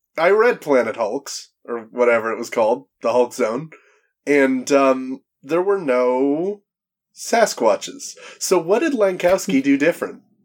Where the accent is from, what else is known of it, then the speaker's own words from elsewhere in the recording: Canada; I'm from Canada